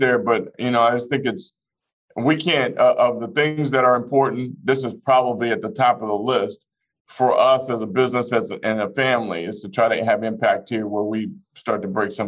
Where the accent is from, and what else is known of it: Fort Smith, Arkansas, United States; born or raised there; moved away